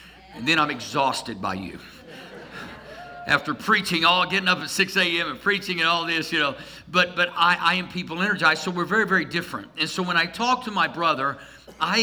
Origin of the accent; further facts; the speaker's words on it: Tulsa, Oklahoma, United States; I grew up outside of Tulsa